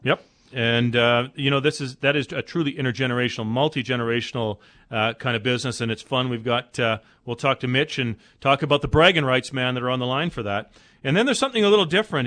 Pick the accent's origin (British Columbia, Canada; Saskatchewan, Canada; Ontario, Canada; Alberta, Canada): Alberta, Canada; Calgary; I'm from Calgary